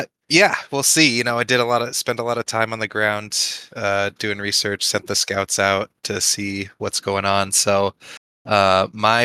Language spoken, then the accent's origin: English; California, United States; also born or lived in New York; I grew up in California